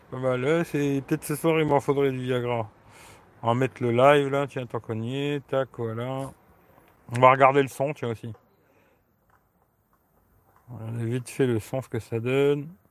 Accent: Grand Est, France; now in Italy; Ouais, je suis de Lorraine, mais là, je suis en Italie.

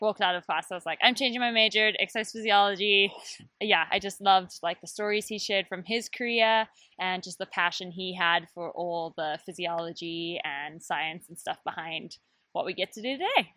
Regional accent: Zimbabwe; moved away; I grew up in Zimbabwe

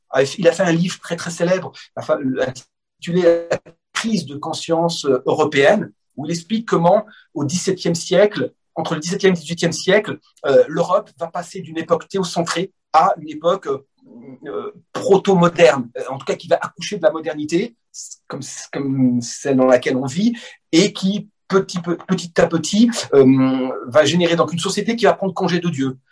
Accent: France; je suis né en France

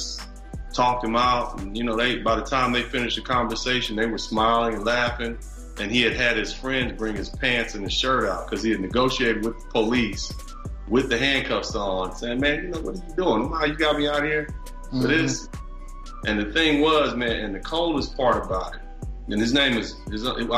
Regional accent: Los Angeles, California, United States; I was born and raised in Los Angeles, California.

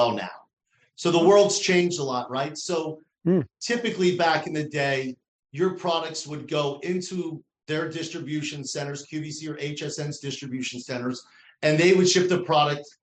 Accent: New Jersey, United States; accent: New Jersey; My New Jersey accent just turned to Canadian.

